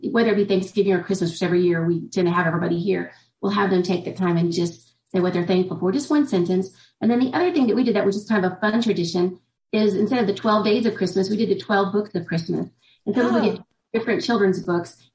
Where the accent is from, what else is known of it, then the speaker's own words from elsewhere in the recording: Indiana, United States; I'm from Indiana.